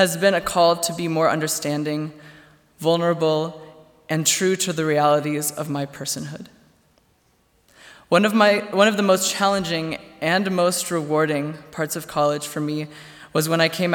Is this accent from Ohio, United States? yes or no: no; Goshen, Indiana, United States; My hometown is Goshen, Indiana